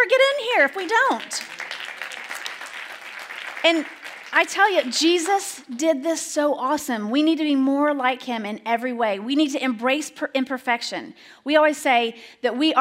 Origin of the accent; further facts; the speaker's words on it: Alabama, United States; moved away; I grew up in Alabama.